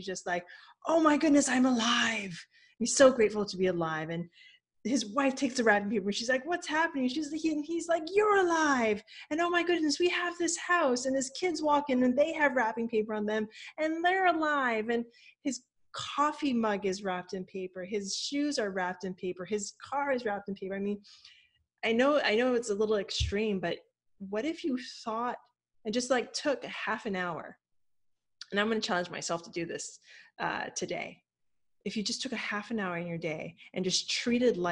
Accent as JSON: {"language": "English", "region": "Hawaii", "country": "United States", "said": "I'm from Hawaii"}